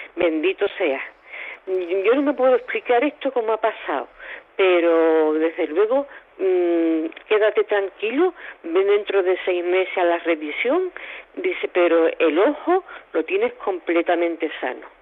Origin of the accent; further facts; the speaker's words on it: Mirabel, Extremadura, Spain; nuestro pueblo de Mirabel